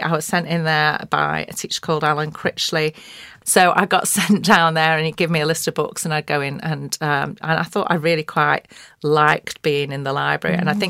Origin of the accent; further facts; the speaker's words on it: Oldham, North West England, United Kingdom; accent: Oldham; And as a girl from Oldham, and I talked really slowly, if I talked with my Oldham accent, nobody ever listened to the end of the sentence.